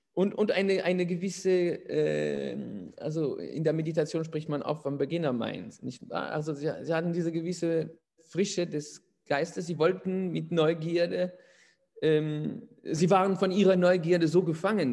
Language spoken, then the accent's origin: German; Paris, Île-de-France, France; moved away as an adult; now in near Poitiers, France; ich bin in Paris geboren und aufgewachsen